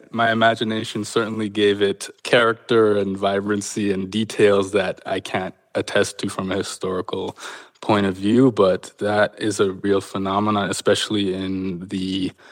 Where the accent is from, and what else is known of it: Canada; born or raised there